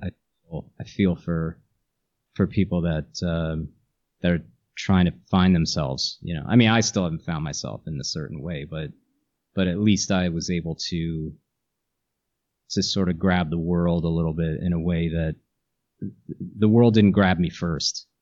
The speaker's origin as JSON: {"language": "English", "town": "Morristown", "region": "New Jersey", "country": "United States", "tie": "born or raised there", "also_born_or_lived": "New York", "said": "I grew up in New Jersey"}